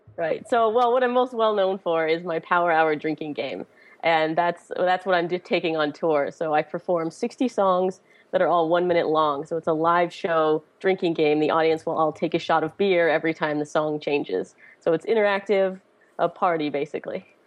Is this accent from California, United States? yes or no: no; Pittsburgh, Pennsylvania, United States; it's my hometown